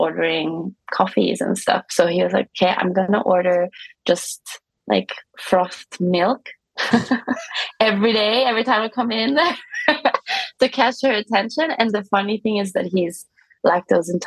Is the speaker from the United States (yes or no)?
no; Stockholm, Stockholm County, Sweden; moved away; also born or lived in Vienna, Austria; I'm from Stockholm